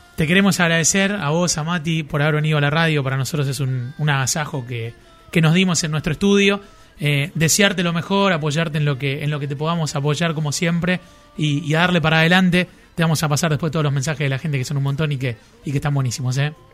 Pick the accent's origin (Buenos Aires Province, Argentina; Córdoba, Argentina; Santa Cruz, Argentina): Córdoba, Argentina; Marcos Juárez; yo soy de Marco Juárez, que es provincia de Córdoba, pero veíamos los canales de Rosario